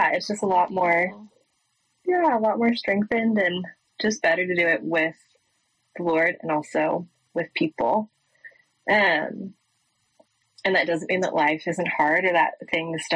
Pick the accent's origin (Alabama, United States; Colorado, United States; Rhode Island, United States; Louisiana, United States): Colorado, United States; Boulder; moved away as an adult; now in Waco, United States; I was raised in Colorado. I grew up in Boulder